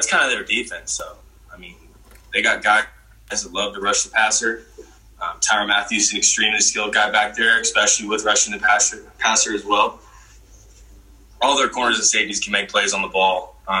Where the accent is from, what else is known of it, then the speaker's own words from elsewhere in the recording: Missouri, United States; You know, it's my hometown, and you know, at the same time, I can't let that, you know, change the way I play.